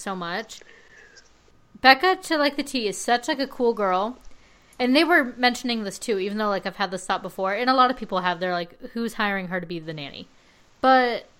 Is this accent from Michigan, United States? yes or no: no; Palm Springs, California, United States; I'm from Palm Springs.